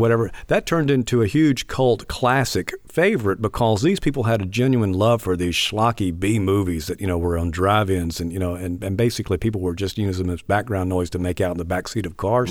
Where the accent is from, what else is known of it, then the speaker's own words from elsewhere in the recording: Leland, United States; also born or lived in Meridian; growing up in Leland